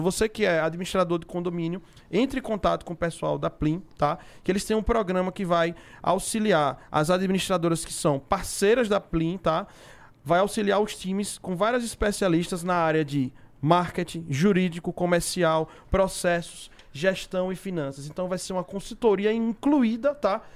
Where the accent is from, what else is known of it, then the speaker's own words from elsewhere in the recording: Sergipe, Brazil; lá no meu estado de Sergipe